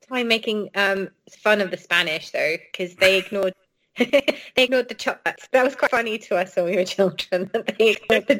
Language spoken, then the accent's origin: English; Wales, United Kingdom; So it's kind of different for us in Wales.